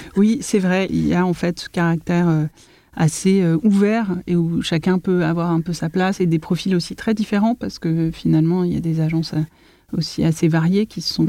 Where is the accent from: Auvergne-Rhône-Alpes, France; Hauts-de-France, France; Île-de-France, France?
Île-de-France, France; Paris; J'ai grandi entre Paris, 20e arrondissement, près des Buttes-Chaumont, et la ville nouvelle